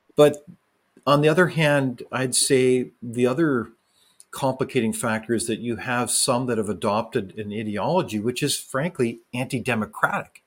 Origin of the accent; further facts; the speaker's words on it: Canada; I as a Canadian citizen